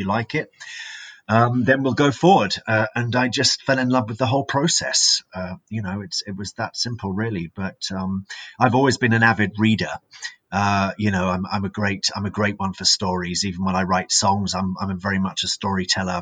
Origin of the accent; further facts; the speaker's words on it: Brighton, South East England, United Kingdom; now in Monchique, Portugal; I'm English. Originally from Brighton, which is down on the south coast